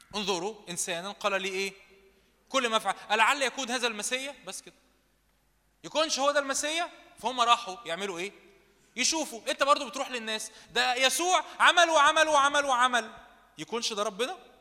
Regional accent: Egypt; احنا شرقيين مصريين

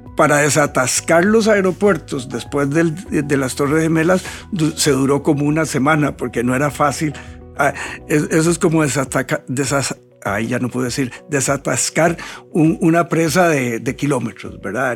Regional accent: Costa Rica; lo más atractivo del país somos los costarricenses

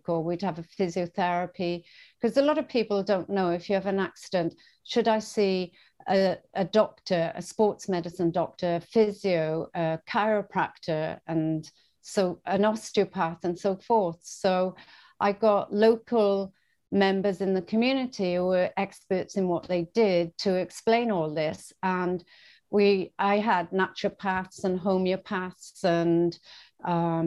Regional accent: Bridgend, Wales, United Kingdom; moved away as an adult; also born or lived in Swansea, Wales / Bermuda; now in Australia; move from my hometown, Bridgend, to Swansea, another town

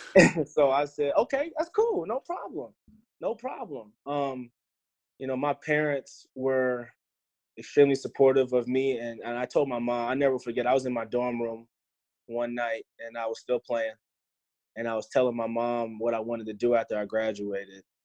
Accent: Virginia, United States; moved away; also born or lived in Louisiana; Growing up in Virginia

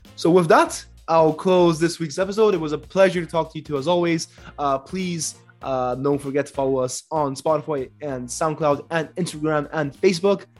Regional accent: Brazil; Brazil, my own.

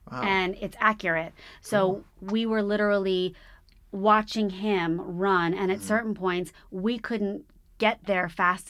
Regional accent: New York City, New York, United States; now in Los Angeles, United States; I grew up in New York.

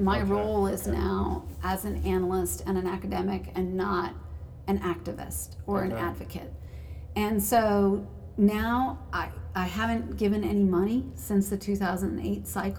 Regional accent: Piedmont, California, United States; moved away as an adult; also born or lived in Riverside, Southern California / San Rafael, Marin County / Santa Barbara / Los Angeles; now in Washington, D.C., United States; I was raised in the East Bay with my mom.

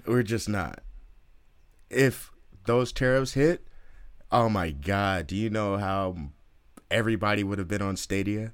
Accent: Oakland, California, United States; I'm from Oakland

